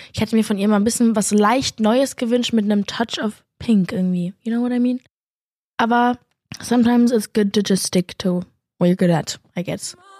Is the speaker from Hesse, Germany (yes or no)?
no; Berlin, Germany; Aber ich komme ja auch aus Berlin